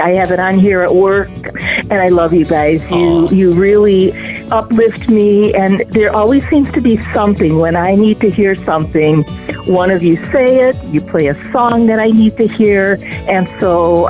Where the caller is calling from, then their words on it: Arizona, United States; I'm calling from Arizona.